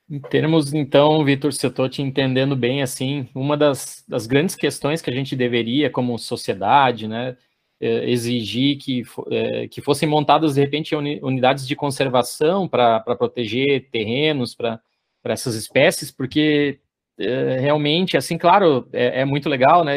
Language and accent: Portuguese; Paraná, Brazil; moved away; eu sou paranaense de, de nascimento